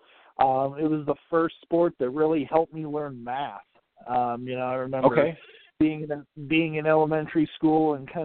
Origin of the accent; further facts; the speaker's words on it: St. Paul, Minnesota, United States; I'm born and raised, lifelong Minnesotan